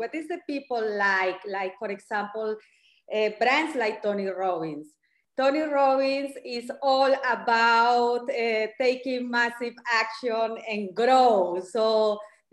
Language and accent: English; Cali, Valle del Cauca, Colombia; moved away as an adult; also born or lived in Bogota, Colombia / Berlin, Germany; I started modeling in my hometown, Cali, Colombia.